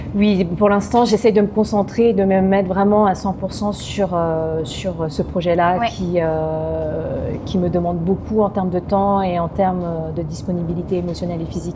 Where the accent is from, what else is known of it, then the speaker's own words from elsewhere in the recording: France; On est très chauvin euh, en tant que Français